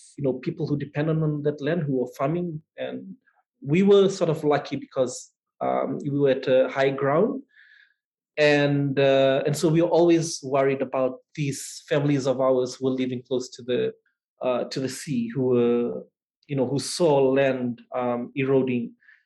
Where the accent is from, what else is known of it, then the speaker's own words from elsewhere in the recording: Fiji; I grew up in a small town about an hour's drive away from the main city